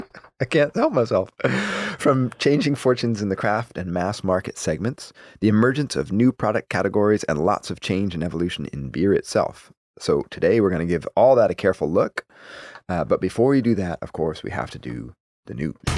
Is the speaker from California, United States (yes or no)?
no; Madison, Wisconsin, United States; now in Oregon, United States; I grew up in Madison, Wisconsin.